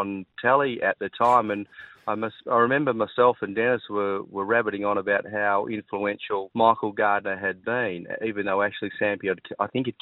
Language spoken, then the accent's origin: English; Perth, Western Australia, Australia; moved away; also born or lived in Melbourne; We grew up in Dalkeith